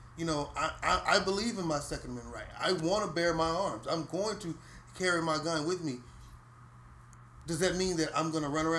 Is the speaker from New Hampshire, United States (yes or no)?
no; Houston, Texas, United States; I grew up in Cashmere Gardens. My neighborhood was pretty rough.